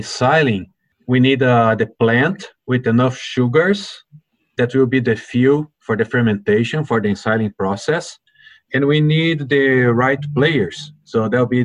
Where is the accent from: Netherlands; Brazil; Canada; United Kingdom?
Brazil; moved away as an adult; also born or lived in Delaware, United States; now in United States; I'm originally from Brazil, and I grew up on a dairy farm